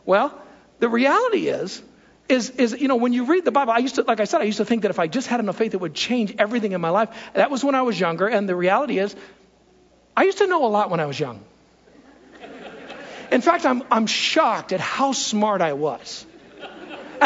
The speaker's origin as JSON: {"language": "English", "country": "United States", "said": "as Americans"}